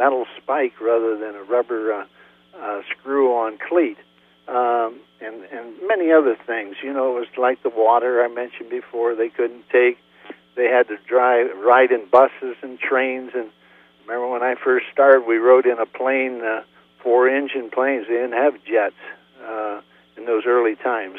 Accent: United States; I could work for a construction company back in my hometown, Worcester, for $6,000 a year

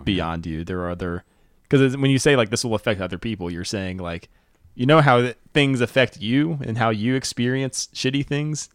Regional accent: North Carolina, United States; I'm from North Carolina.

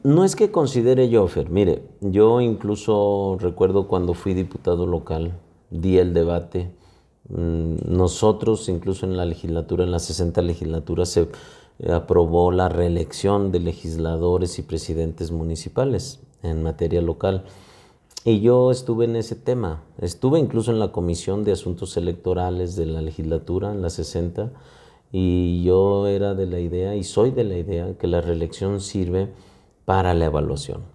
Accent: Fresnillo, Zacatecas, Mexico; el amor que le tengo yo a mi tierra y el compromiso que tengo hacia Fresnillo

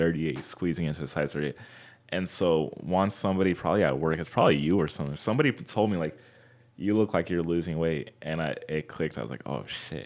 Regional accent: Fontana, California, United States; born or raised there; also born or lived in Anaheim, California

